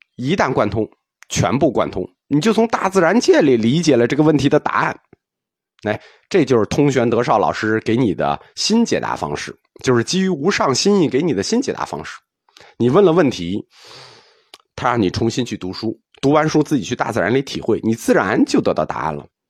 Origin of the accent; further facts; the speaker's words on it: China; 我们中国人